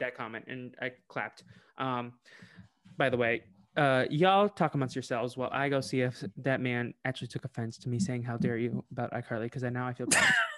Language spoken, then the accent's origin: English; Boston, Massachusetts, United States; I'm from Boston